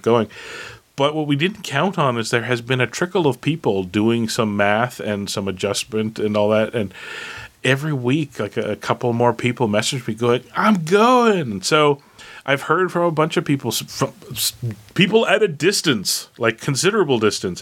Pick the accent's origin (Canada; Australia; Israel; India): Canada; as a Canadian